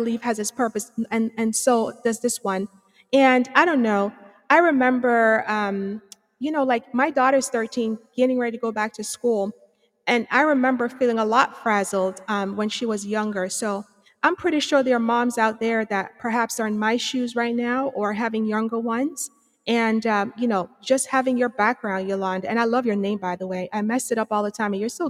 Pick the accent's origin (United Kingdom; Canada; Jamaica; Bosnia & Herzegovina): Jamaica; moved away; I'm from Antigua Bay, Jamaica. I mean, I have some education, you know, across the waters there and some here